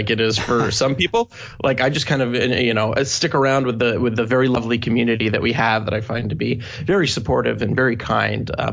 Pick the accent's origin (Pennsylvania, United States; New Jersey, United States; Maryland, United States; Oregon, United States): Maryland, United States; moved away as an adult; now in New York, United States; I was born and raised in Maryland, lived there until I was 18